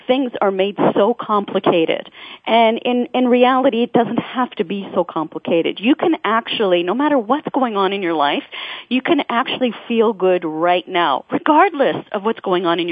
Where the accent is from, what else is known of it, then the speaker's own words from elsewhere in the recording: Toronto, Ontario, Canada; I'm from Toronto